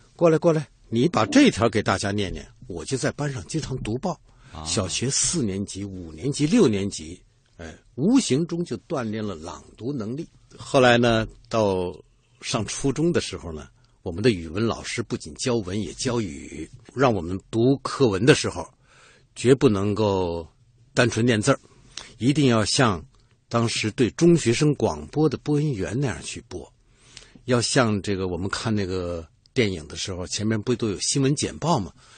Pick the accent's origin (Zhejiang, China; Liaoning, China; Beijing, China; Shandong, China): Beijing, China; 我是北京人，祖籍不是北京，祖籍是河北衡水，就全老白干儿的那个地方